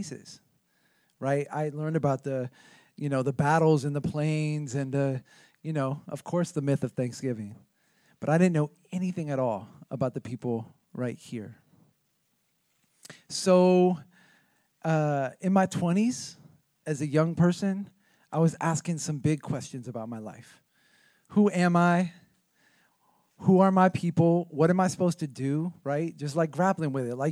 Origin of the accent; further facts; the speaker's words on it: Oakland, California, United States; I was born and raised in Oakland